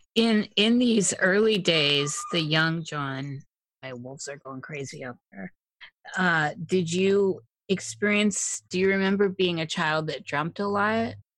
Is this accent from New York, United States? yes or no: no; Iowa, United States; I'm from Iowa